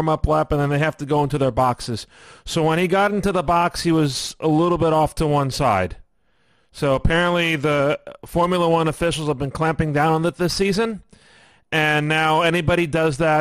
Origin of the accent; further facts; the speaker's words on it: New York City, New York, United States; my hometown or home yard, if you will. Brooklyn